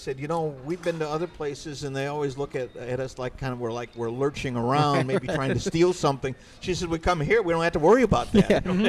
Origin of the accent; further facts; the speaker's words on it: Chicago, Illinois, United States; now in West Bend, United States; I'm a Chicagoan, born and raised.